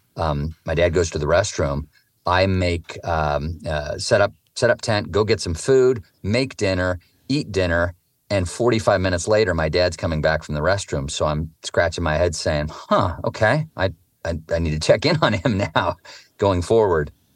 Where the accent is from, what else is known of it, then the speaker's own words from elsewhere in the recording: Eugene, Oregon, United States; I grew up in Eugene, Oregon, a very progressive outdoor place